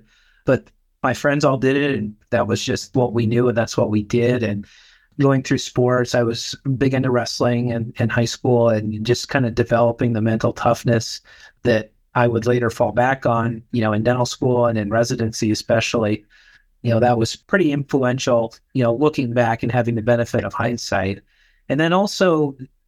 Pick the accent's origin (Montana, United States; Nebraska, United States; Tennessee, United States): Nebraska, United States; rural; moved away; I'm from Nebraska originally, rural Nebraska. I grew up in a town of about 8,000 people